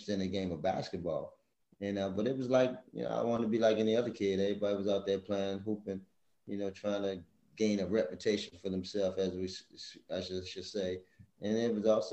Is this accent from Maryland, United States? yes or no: yes; Baltimore, Maryland, United States; growing up in the inner city of Baltimore